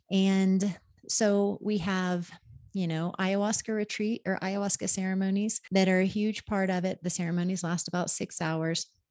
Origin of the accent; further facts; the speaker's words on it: Oklahoma, United States; now in Pisac, Peru; I, I grew up in Oklahoma.